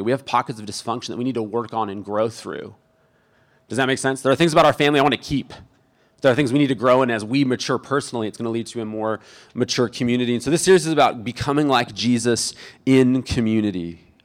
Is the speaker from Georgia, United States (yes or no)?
no; Imperial Beach, California, United States; I grew up in Imperial Beach